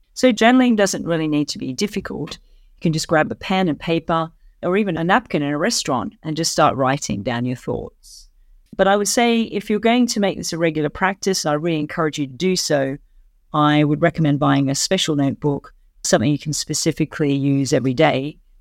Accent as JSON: {"language": "English", "country": "Australia", "moved": "as an adult", "lives_now": "London, United Kingdom", "said": "I'm an Australian who's lived and worked in London for many years"}